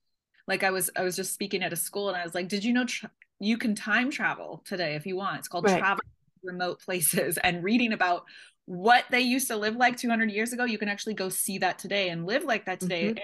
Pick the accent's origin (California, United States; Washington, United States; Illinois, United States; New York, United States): Washington, United States; Seattle; also born or lived in Tunisia / Finland; So the base is Seattle, because I'm from Seattle.